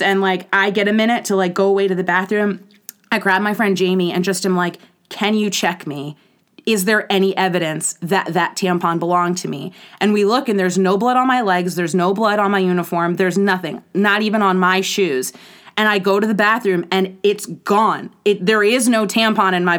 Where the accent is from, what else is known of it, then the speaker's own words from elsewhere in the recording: Baltimore, Maryland, United States; I'm from Baltimore, Maryland